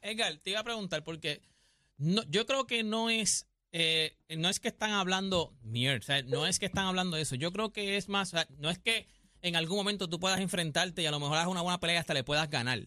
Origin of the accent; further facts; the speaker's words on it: Puerto Rico; yo soy puertorriqueño